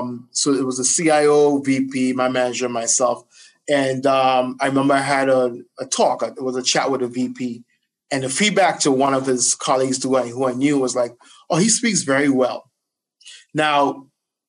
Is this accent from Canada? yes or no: no; Trinidad & Tobago; also born or lived in New Jersey, United States; now in United States; I was born in Jersey and I actually grew up in Trinidad